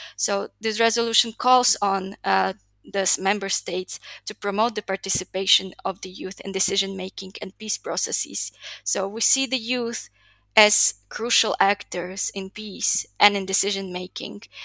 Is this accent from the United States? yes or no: no; Slovakia; moved away as an adult; now in Chile; I was born and raised in Slovakia